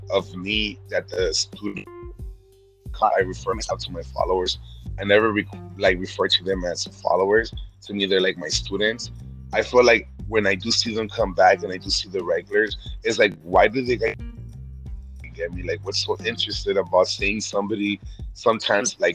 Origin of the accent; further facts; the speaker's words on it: Jalpa, Zacatecas, Mexico; now in California, United States; I am Mexican, and I'm from Jalpa, Zacatecas.